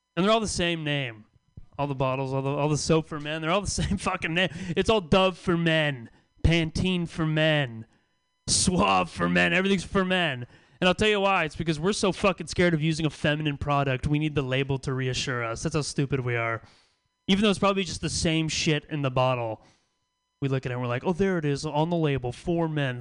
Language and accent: English; the Bay Area, California, United States; now in San Francisco, United States; I live in San Francisco now. I've lived here for a couple years. I'm from the Bay, but it's my first time living in San Francisco